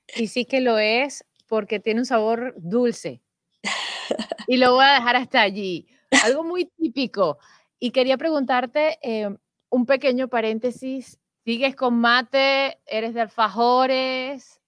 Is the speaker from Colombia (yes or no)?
no; Venezuela; now in Spain; yo siendo venezolana